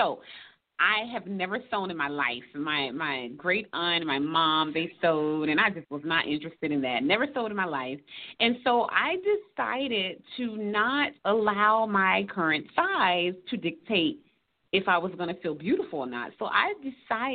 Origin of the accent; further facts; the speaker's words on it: Savannah, Georgia, United States; now in Atlanta, United States; I'm actually from Savannah, Georgia. We live now in Atlanta, Georgia.